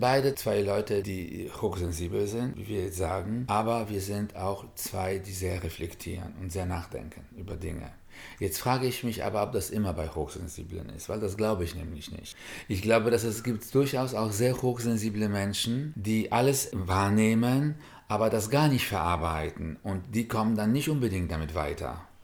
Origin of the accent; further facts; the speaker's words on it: Warsaw, Masovian Voivodeship, Poland; moved away; In Warschau, wo ich geboren bin